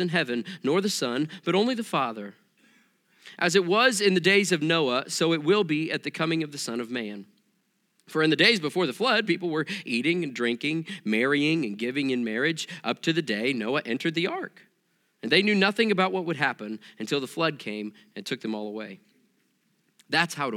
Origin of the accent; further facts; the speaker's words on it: Joplin, Missouri, United States; now in Indiana, United States; I grew up in Southwest Missouri